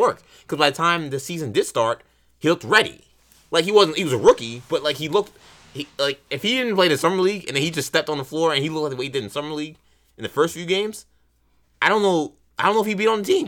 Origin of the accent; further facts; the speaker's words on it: New York, United States; a New Yorker